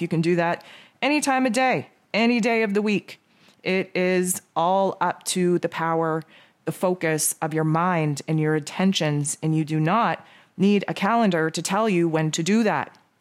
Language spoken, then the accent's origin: English; Canada; I am Canadian, so Thanksgiving for me was back in October